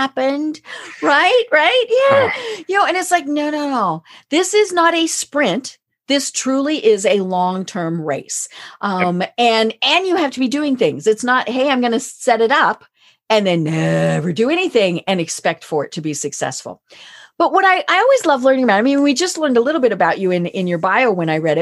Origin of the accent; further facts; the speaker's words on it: Colorado, United States; I'm from Colorado